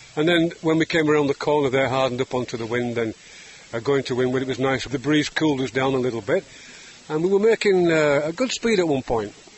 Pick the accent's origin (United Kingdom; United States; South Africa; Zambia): United Kingdom; England; I, as an Englishman